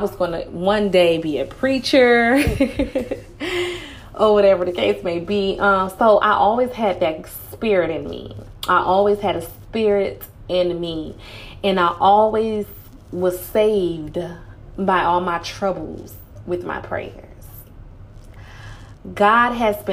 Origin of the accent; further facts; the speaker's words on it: Miami, Florida, United States; I'm from Miami